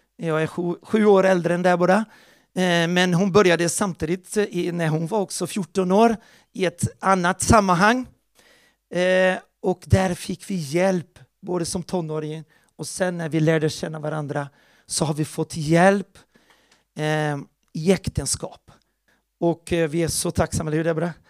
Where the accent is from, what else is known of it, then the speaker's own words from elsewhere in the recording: Porto Alegre, Rio Grande do Sul, Brazil; moved away; där växte jag upp i Porto Alegre, Brasilien